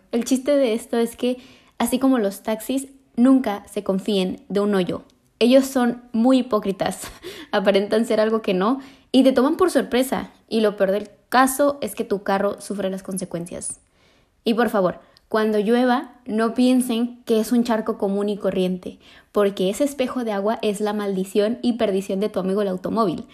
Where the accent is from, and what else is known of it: Mexico